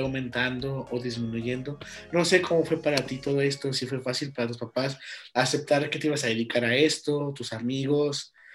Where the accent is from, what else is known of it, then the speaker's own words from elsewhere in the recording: León, Guanajuato, Mexico; soy de León.